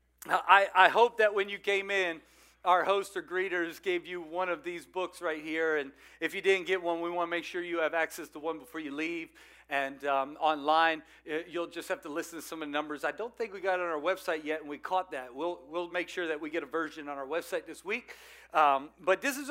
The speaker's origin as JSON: {"language": "English", "region": "South Louisiana", "country": "United States", "moved": "yes", "said": "I'm from South Louisiana"}